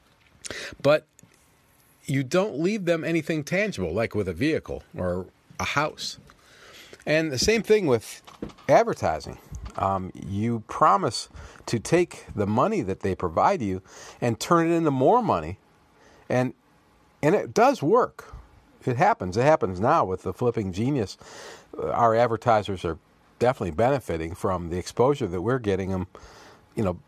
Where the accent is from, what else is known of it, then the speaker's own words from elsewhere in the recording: Toledo, Ohio, United States; I was raised in Toledo, Ohio